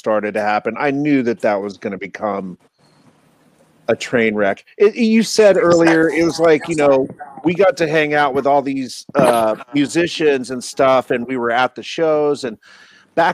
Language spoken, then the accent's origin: English; El Paso, Texas, United States; moved away; also born or lived in San Francisco Bay Area; I'm originally from El Paso, Texas